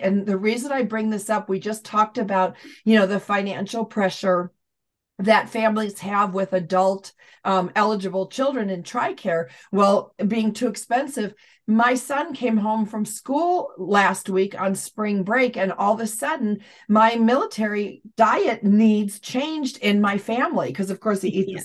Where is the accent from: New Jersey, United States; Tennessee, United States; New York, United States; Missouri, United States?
New York, United States; near Syracuse; Syracuse University, which is not far from my hometown